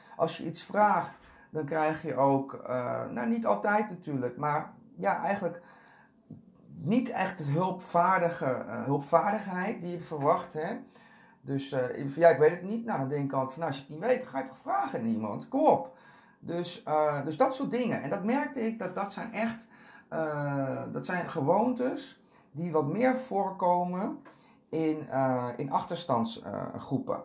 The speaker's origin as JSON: {"language": "Dutch", "town": "Castricum", "region": "North Holland", "country": "Netherlands", "tie": "born or raised there", "also_born_or_lived": "Curaçao / Amsterdam Zuidoost", "moved": "yes", "lives_now": "Amsterdam, Netherlands", "said": "ik ben opgegroeid in Castricum. Dat is een hele Nederlandse omgeving."}